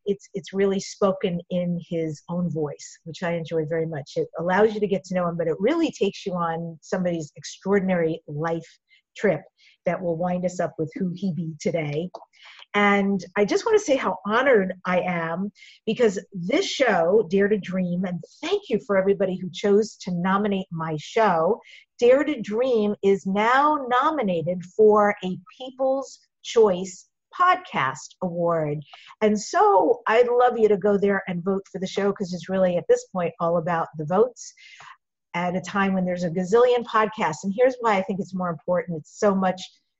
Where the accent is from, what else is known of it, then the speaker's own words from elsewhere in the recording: New York, United States; I'm from New York, so for me, it's really familial, your rhythm that you speak